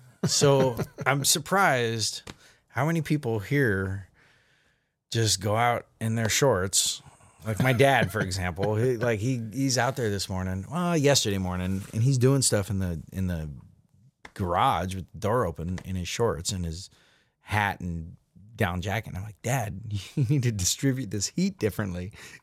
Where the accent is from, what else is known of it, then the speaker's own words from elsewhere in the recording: Alaska, United States; moved away; Like, one of the things when I came from Alaska, I didn't see many hot air balloons. So when I first moved here, and all of a sudden I saw these hot air balloons rising above the river